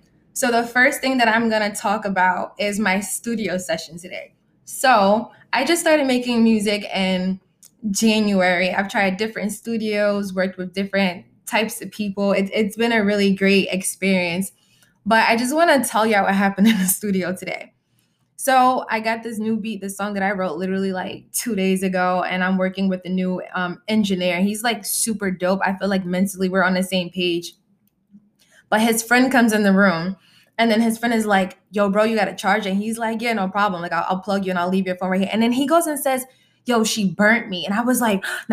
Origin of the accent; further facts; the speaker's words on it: Freeport, New York, United States; I'm from Freeport